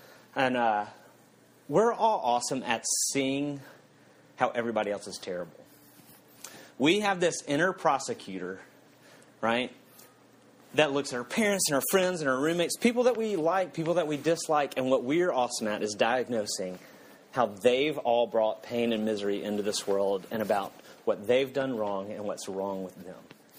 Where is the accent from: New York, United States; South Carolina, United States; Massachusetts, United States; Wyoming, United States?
South Carolina, United States; when I moved to California from South Carolina, people in South Carolina made all these kind of similar disparaging statements